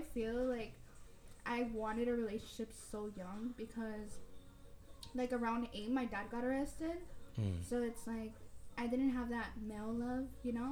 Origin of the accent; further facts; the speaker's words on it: Los Angeles, California, United States; also born or lived in Long Beach / Maywood / Bell; I was actually born and raised in South Central